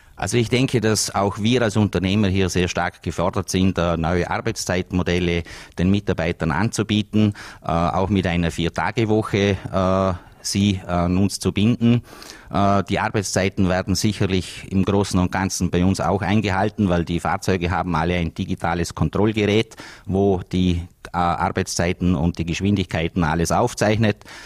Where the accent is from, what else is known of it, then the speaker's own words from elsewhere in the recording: Vorarlberg, Austria; bei uns in Österreich und auch in Vorarlberg